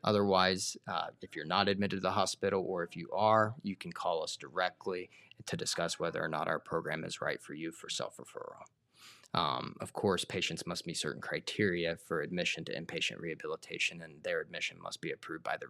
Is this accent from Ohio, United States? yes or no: yes; Circleville, Ohio, United States; also born or lived in Portsmouth, Ohio / Athens, Ohio / New York; grew up within the area